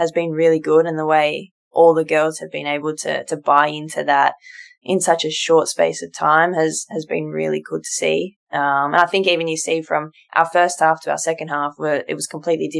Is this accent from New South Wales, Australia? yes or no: yes; Sydney, New South Wales, Australia; captain my local club, my hometown club, and a region that I represent, you know, since I was born